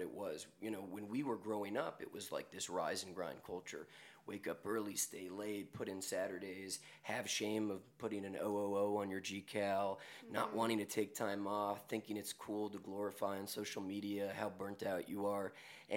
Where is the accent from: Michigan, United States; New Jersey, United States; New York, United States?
New York, United States; I'm born and raised in New York, as is my brother, and growing up in the city